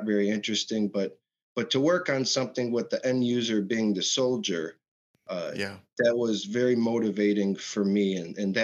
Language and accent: English; Michigan, United States; I was born and raised in Michigan